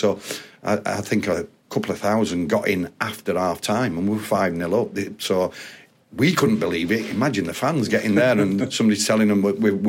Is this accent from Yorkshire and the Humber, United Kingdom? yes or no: yes; Yorkshire and the Humber, United Kingdom; being a Yorkshire lad myself